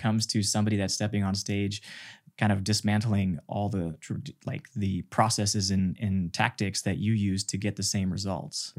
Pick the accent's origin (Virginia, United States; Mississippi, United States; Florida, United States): Mississippi, United States; I was born in Mississippi in this farm community where we had a temple